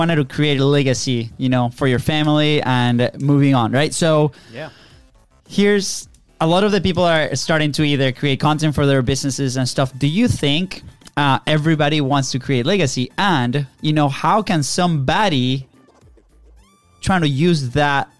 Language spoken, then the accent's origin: English; Venezuela; moved away; we are originally from Venezuela